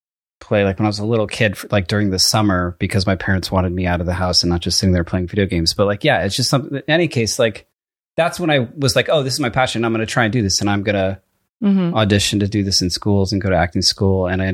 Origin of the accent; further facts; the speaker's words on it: Connecticut, United States; also born or lived in Freehold, New Jersey; I was born in Freehold, New Jersey, the same small hospital as Bruce Springsteen. Then my family moved to Connecticut when I was in elementary school.